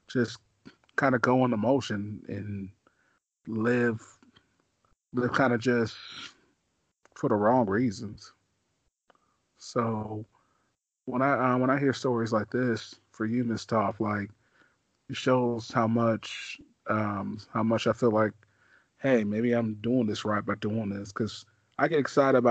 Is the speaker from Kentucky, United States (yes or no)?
no; Missouri, United States; also born or lived in Kansas City, Missouri; I'm from Missouri. So when I came to Kansas City, Missouri, like, I was 9 years old